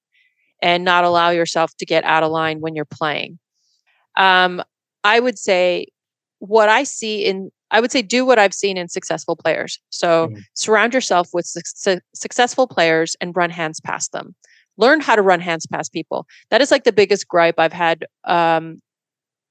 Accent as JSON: {"language": "English", "town": "Edmonton", "region": "Alberta", "country": "Canada", "tie": "born or raised there", "moved": "yes", "lives_now": "San Jose, United States", "said": "I grew up in West Edmonton and there was a casino in the mall."}